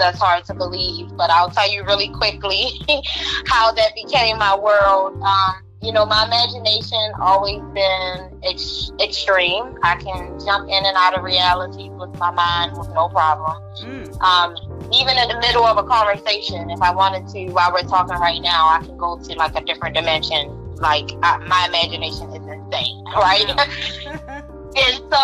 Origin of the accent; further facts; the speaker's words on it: Baltimore, Maryland, United States; now in San Diego, United States; I'm originally from Baltimore, Maryland, and I now live in San Diego, sunny California.